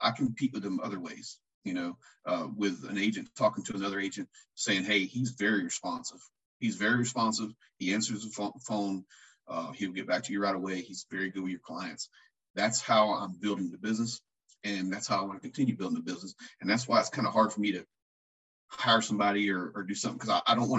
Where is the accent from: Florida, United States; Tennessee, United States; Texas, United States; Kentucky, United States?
Florida, United States; Lakeland; I'm from Central Florida. I grew up in Lakeland